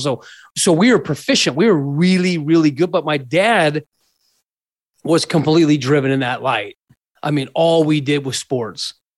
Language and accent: English; Scottsdale, Arizona, United States; also born or lived in Mesa, Arizona; So I was born and raised in Scottsdale, Arizona